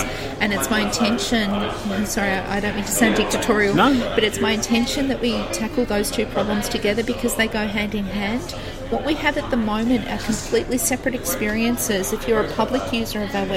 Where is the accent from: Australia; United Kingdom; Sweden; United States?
Australia; Geelong, Victoria; my hometown in Geelong